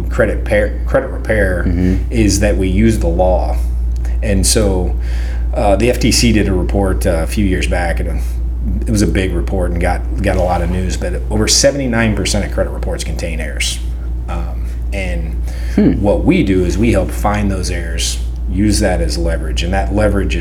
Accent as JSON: {"language": "English", "town": "Freeman", "region": "Missouri", "country": "United States", "also_born_or_lived": "Butler, Missouri", "moved": "as an adult", "lives_now": "Lee's Summit, United States", "said": "Small town. God's country down there in Freeman, Missouri"}